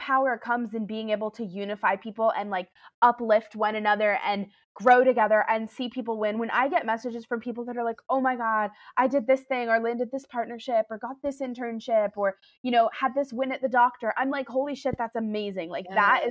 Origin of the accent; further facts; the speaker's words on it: New York City, New York, United States; I'm a New Yorker, born and raised here